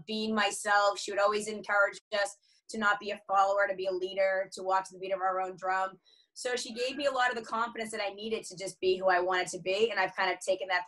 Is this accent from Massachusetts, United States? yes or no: yes; Boston, Massachusetts, United States; I grew up in the Boston area in Massachusetts in America